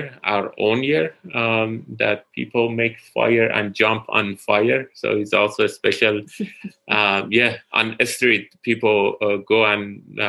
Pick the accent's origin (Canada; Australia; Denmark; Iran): Iran; Tehran, Tehran Province; moved away as an adult; also born or lived in London / Pittsburgh; now in Columbia, United States; I'm originally from Iran, Tehran